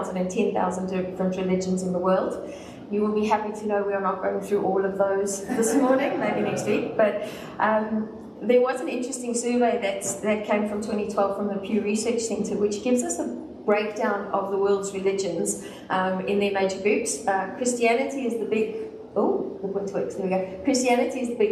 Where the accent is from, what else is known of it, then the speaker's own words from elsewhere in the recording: South Africa; Since I'm from the South